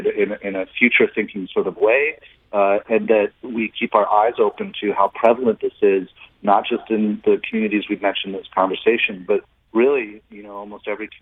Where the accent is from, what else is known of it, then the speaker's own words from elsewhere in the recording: St. Louis, Missouri, United States; And then growing up in St. Louis, the city, you know, St. Louis has a rich tradition of the arts for a city of its size.